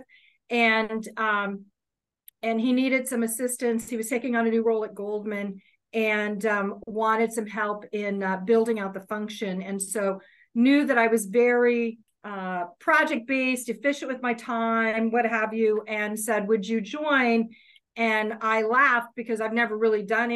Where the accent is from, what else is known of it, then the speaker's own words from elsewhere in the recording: Kansas City, Missouri, United States; moved away as an adult; now in New York, United States; I grew up in Kansas City, so I'm from the Midwest of the United States